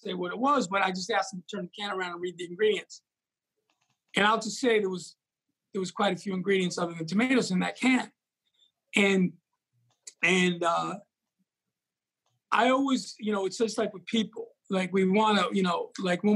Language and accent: English; New York, United States; moved away; growing up in New York and, you know, in the Bronx